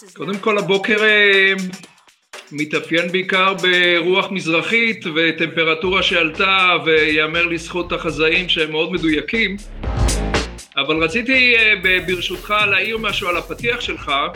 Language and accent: Hebrew; Kfar Bin Nun, Central District, Israel; also born or lived in Safed; בצפת, בגיל ארבע הגעתי לכפר, כפר בן נון היה אז יישוב ספר על הגבול עם ירדן